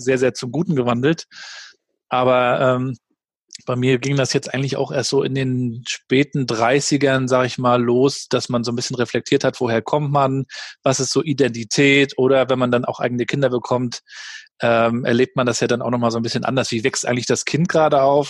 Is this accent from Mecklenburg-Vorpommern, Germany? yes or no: yes; Rostock, Mecklenburg-Vorpommern, Germany; Ich kam ja aus Warnemünde, damals noch ohne Tourismus